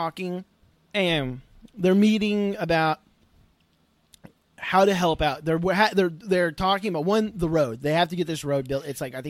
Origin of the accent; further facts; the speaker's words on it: Oklahoma, United States; moved away; I'm originally from Oklahoma.